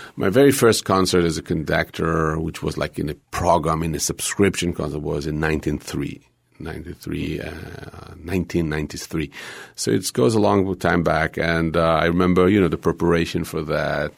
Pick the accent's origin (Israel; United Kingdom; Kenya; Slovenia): Israel; moved away; growing up in Israel was kind of difficult